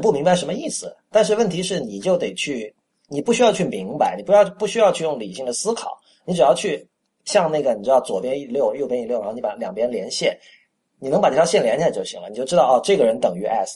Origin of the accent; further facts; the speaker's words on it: Shenzhen, Guangdong, China; moved away as an adult; also born or lived in Panyu, Guangdong (ancestral); now in Beijing, China; 我在深圳长大，我三岁哦。到十八岁都是在深圳